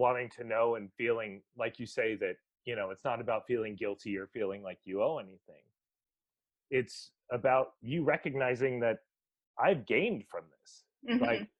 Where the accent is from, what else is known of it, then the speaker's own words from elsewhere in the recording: Guam; However, I'm from Guam, and that's a property that is, or I call it property because it is now, but that's a recent acquisition for America.